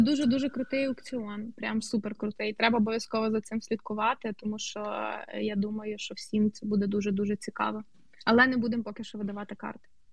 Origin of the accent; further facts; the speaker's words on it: Bar, Vinnytsia Oblast, Ukraine; moved away; мого рідного містечка Бара